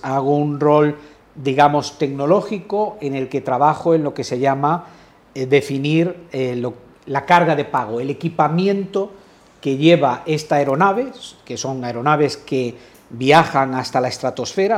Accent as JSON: {"language": "Spanish", "country": "Spain", "said": "soy profundamente español"}